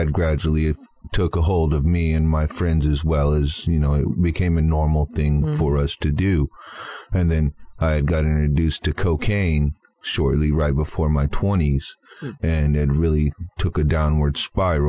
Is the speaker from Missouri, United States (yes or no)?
yes; Kansas City, Missouri, United States; moved away as an adult; now in Miami, United States; I had left Kansas City, where I was from. That is my hometown, Kansas City, Missouri